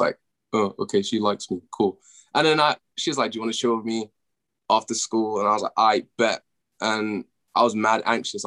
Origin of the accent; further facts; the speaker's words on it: United Kingdom; I'm from the UK